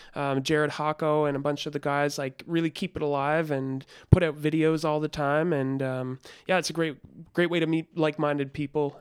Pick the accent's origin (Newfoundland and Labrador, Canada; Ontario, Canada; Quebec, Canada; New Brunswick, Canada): Newfoundland and Labrador, Canada; now in Toronto, Canada; I was from Newfoundland